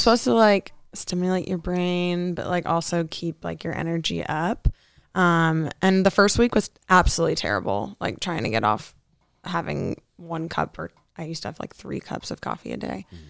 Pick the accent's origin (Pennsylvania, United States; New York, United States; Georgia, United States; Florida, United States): Florida, United States; Fort Lauderdale; also born or lived in Tennessee; now in Scottsdale, United States; I'm originally from Fort Lauderdale, Florida. And then I moved to Podunk Nowhere in Tennessee.